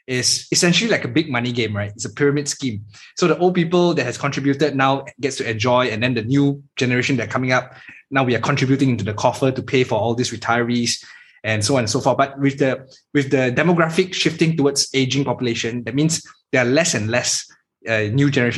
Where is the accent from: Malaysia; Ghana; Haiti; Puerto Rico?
Malaysia; as a Malaysian